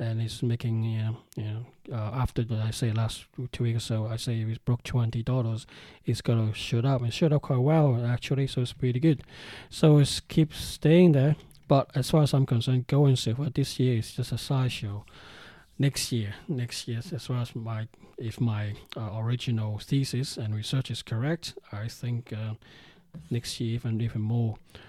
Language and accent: English; Hong Kong; now in United Kingdom; I'm being from China, I'm being Chinese, I'm from Hong Kong, even though I stay in UK, I'm still, you know, very much Hong Kong Chinese at heart.